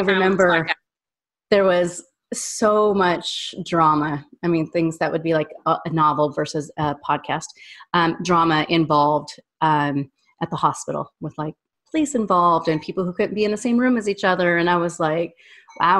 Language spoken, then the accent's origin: English; Wyoming, United States; also born or lived in Orlando; now in Nashville, United States; I'm from Wyoming.